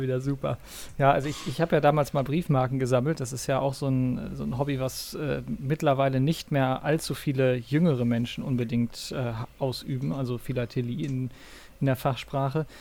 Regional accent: North Rhine-Westphalia, Germany; in diesem kleinen 15.000 Personen Örtchen, also wirklich kein, große, kein großer Ort in äh, Nordrhein-Westfalen in der Nähe von Münster, wo ich aufgewachsen bin

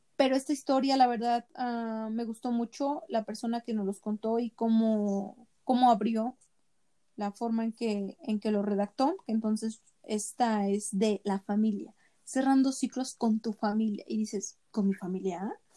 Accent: Mexico; nosotros ah, como mexicanos

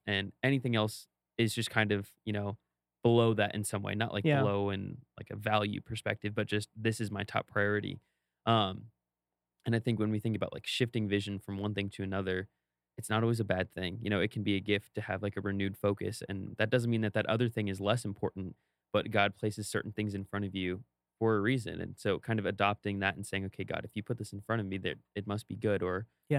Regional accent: Maryland, United States; So I grew up on the East Coast. In Maryland, it's a thing you do.

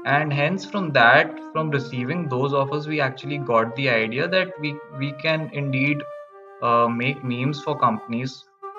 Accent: Kolkata, West Bengal, India; moved away as an adult; also born or lived in Ahmedabad; I was born and brought up in Kolkata

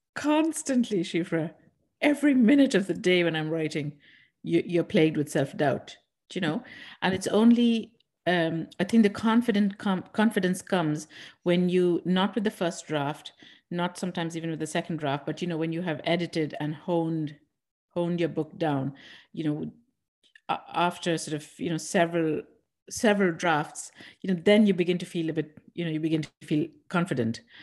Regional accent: India; moved away as an adult; now in Ireland; I'm from India

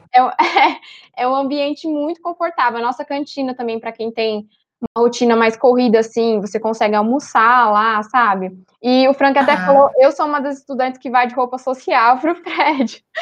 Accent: São Paulo, Brazil; moved away as an adult; now in Belo Horizonte, Brazil; eu sou de São Paulo, capital

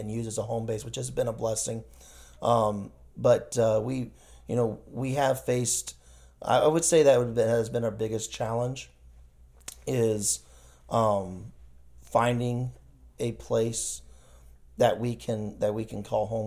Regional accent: Iowa, United States; moved away as an adult; now in Thailand; I grew up in Iowa

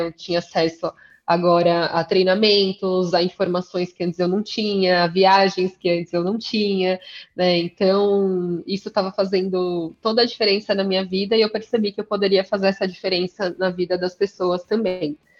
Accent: São Paulo, Brazil; eu sou paulistana, jornalista de formação, estudei aqui na Universidade de São Paulo

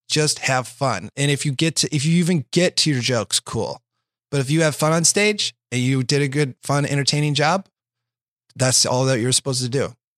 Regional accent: Iowa, United States; now in Los Angeles, United States; I'm from Iowa

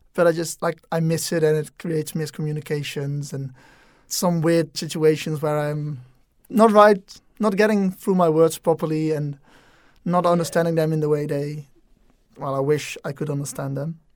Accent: Netherlands; English is a second language; moved away as an adult; I'm from the Netherlands, where we normally speak Dutch. English is quite dominant, but definitely still very much a second language.

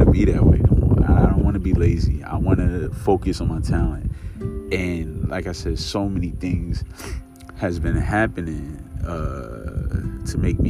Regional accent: New York, United States; I'm from New York

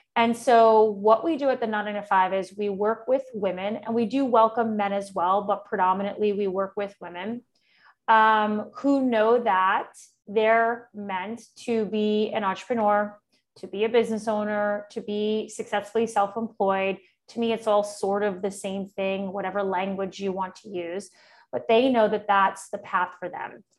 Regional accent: New York City, New York, United States; moved away as an adult; now in Austin, United States; I'm originally from New York City, and I've been uh, in Austin, Texas now for almost, oh my gosh, seven years now

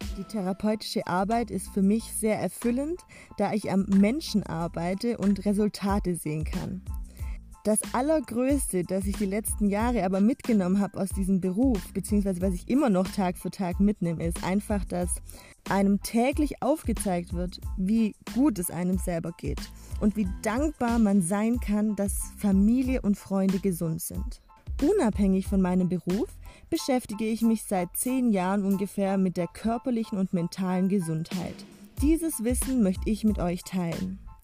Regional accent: Swabia, Baden-Württemberg, Germany; accent: Swabian; aus dem Schwabenländle. Das wirst du mir ab und zu auch anhören an meinem Dialekt mit den vielen Sch.

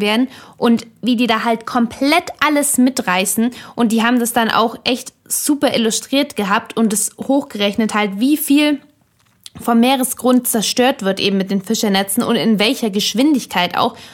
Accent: Germany; unserem Überflussland Deutschland

